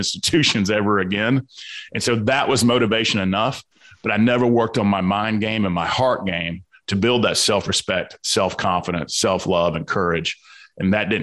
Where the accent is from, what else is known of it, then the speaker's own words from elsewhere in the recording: Atlanta, Georgia, United States; accent: Southern; I grew up in the South Side of Atlanta on a lot of violence and abuse.